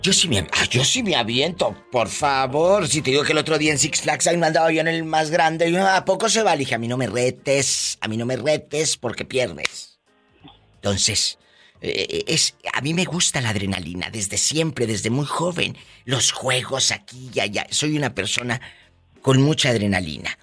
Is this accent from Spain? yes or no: no; Matamoros, Tamaulipas, Mexico; moved away; estaría en Matamoros